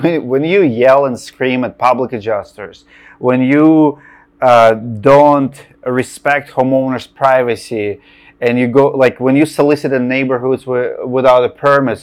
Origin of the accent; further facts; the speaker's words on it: Russia; moved away; I'm from Russia